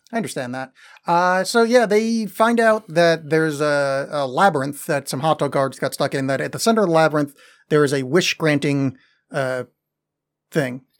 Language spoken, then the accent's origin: English; New York metro area, United States; growing up in the New York metro area